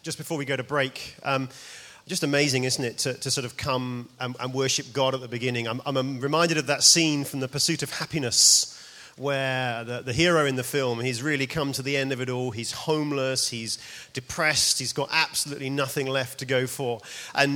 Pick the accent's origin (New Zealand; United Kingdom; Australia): United Kingdom; New Malden, London; moved away as an adult; now in Edinburgh, United Kingdom; I'm actually from around here. I'm from New Malden, just on the A3